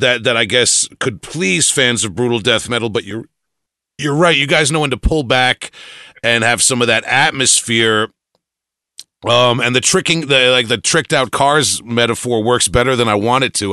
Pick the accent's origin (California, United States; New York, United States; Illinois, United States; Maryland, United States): New York, United States; Long Island; I'm from Long Island, New York, so I I, have, I can't pronounce anything right